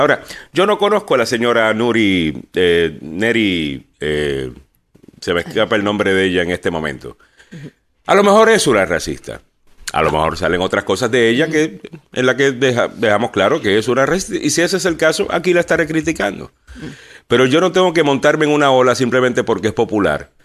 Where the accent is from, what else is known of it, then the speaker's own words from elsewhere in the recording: Puerto Rico; En Puerto Rico somos todos puertorriqueños.